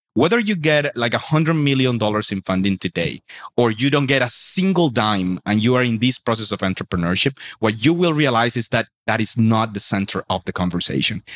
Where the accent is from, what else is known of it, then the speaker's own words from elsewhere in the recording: Sincelejo, Sucre, Colombia; moved away as an adult; also born or lived in Medellin; the school in my hometown in Cincelejo